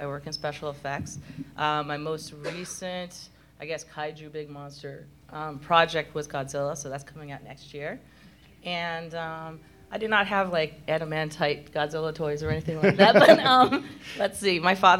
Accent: Japan; now in United States; I grew up in Japan, so this kind of stuff was normal.

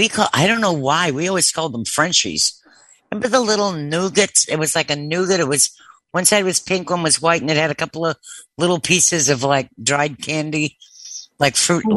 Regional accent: Cambridge area, Massachusetts, United States; I grew up in Necco country.

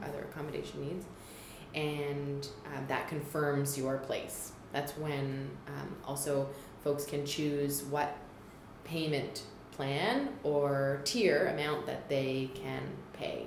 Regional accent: Toronto, Ontario, Canada; moved away as an adult; also born or lived in National Capital Region; now in Ottawa, Canada; I am new to the National Capital Region. I grew up in Toronto

